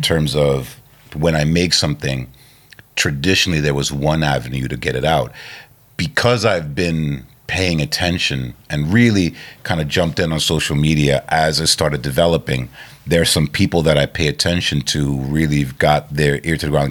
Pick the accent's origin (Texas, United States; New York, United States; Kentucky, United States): New York, United States; New York City; I grew up in Queens